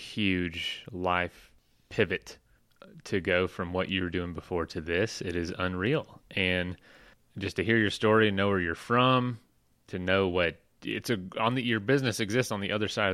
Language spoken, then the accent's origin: English; the South, United States; I'm from the South too.